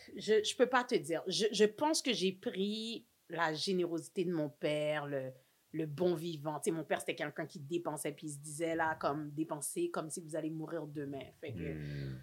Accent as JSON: {"language": "French", "town": "Montreal", "region": "Quebec", "country": "Canada", "tie": "born or raised there", "said": "je suis née à Saint-Michel. Represent. Born and raised à Saint-Michel."}